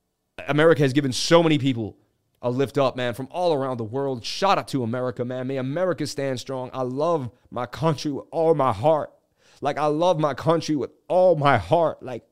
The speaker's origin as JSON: {"language": "English", "town": "Boston", "region": "Massachusetts", "country": "United States", "tie": "born there", "said": "I was born in Boston. I lived on the stories of Paul Revere, one if by land, two if by sea."}